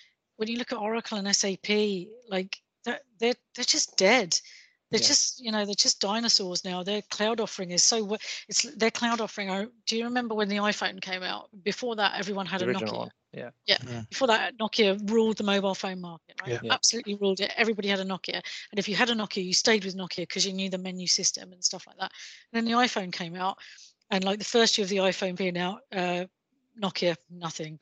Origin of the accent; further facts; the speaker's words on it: England, United Kingdom; accent: English; my English accent